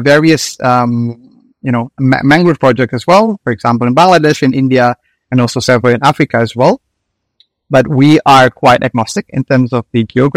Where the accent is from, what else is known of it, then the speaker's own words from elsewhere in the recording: Indonesia; moved away; I'm originally from Indonesia